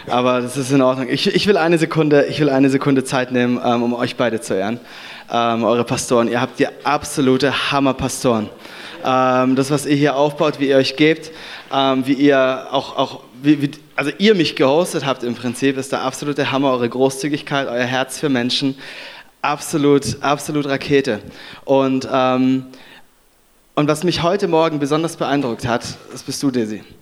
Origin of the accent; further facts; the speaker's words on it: Konstanz, Baden-Württemberg, Germany; now in Düsseldorf, Germany; Ich äh, lebe in Düsseldorf. Ich komme ursprünglich aus, äh, aus Konstanz ähm, am Bodensee.